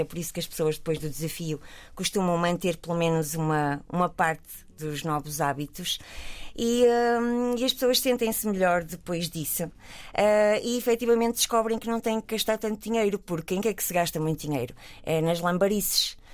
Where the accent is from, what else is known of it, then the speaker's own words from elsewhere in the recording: Portugal; nós somos portugueses